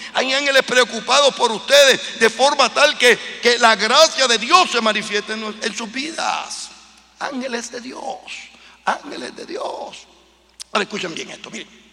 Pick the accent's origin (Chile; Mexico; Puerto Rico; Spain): Puerto Rico; now in United States; en Puerto Rico, de donde yo vengo, o en Estados Unidos, donde vivo